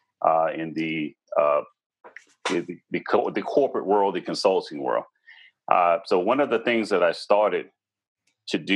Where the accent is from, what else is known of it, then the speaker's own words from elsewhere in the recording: Washington, District of Columbia, United States; I was born and raised in the Washington, D.C. metropolitan area.